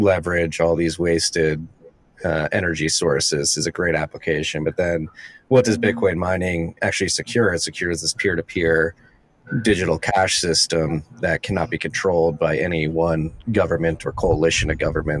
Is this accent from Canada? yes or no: no; United States; as an American looking north